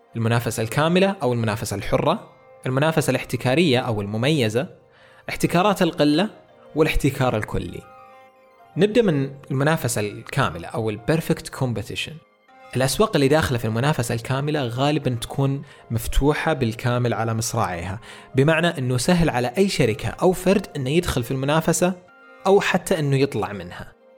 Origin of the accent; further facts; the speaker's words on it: Saudi Arabia; عندنا في السعودية